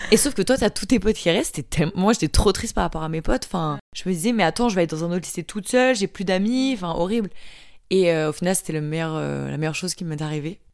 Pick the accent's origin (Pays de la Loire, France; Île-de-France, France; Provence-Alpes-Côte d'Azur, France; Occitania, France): Provence-Alpes-Côte d'Azur, France; Marseille; also born or lived in Paris; je viens de Marseille. Je suis née à Paris, mais j'ai vécu à Marseille